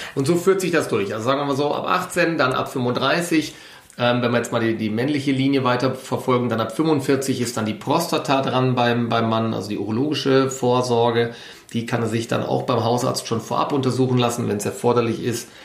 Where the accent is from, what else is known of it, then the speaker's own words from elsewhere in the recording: Ruhr area, North Rhine-Westphalia, Germany; moved away as an adult; now in Munich, Germany; nach München entsandt worden, habe dann hier mein Studium absolviert, bin nicht ins Ruhrgebiet traurigerweise manchmal zurückgekehrt